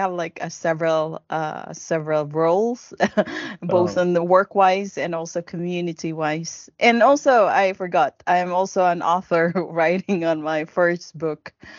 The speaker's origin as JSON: {"language": "English", "country": "Sweden", "said": "I am from Sweden."}